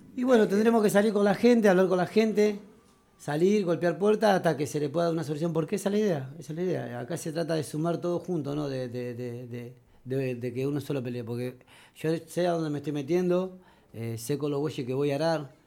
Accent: Argentina; vengo de la Villa Centenario

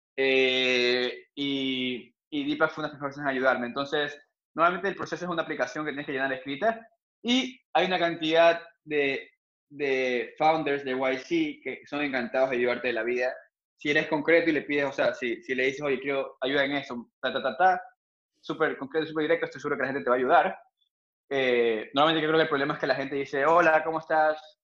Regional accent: Ecuador; yo no soy el primer ecuatoriano

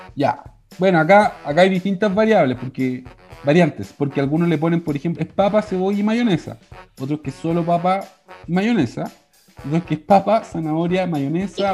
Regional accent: Chile; Somos chilenos, pues somos chilenos

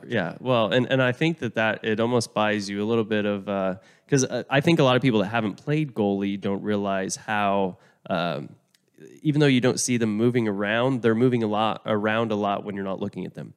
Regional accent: Oklahoma, United States; I'm from Oklahoma

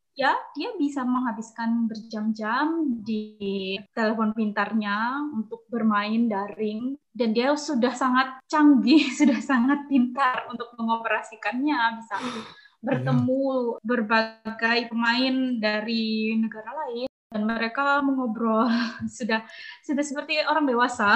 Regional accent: Malang, East Java, Indonesia; aku besar di Malang. Tidak hanya menghabiskan masa kecil sih, aku di Malang sampai aku lulus kuliah.

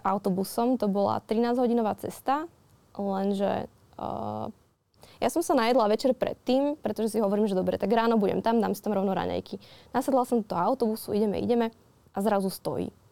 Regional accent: Modra, Bratislava Region, Slovakia; modrá tá má tak 9 tisíc

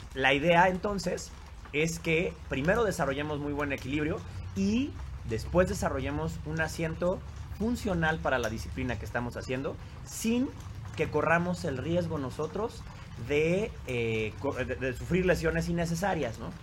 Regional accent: Mexico; los mexicanos, cuando menos, hemos visto

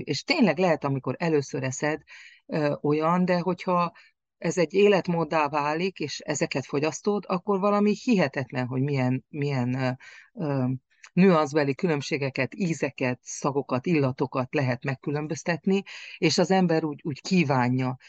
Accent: Cârța, Harghita County, Romania; falunk, Karcfalván, ahol születtem

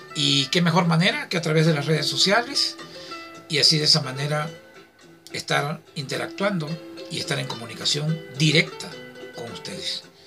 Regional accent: southern Veracruz, Mexico; soy del sur de Veracruz, que Veracruz, muy orgullosamente

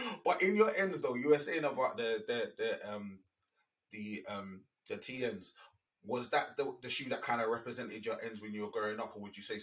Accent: London, United Kingdom; That represents my ends, man. I'm from Bermondsey, Southeast London

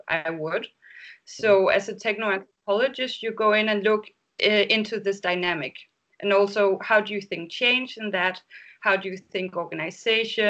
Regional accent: Denmark; now in Berlin, Germany; I live currently in Berlin, but I come from Denmark

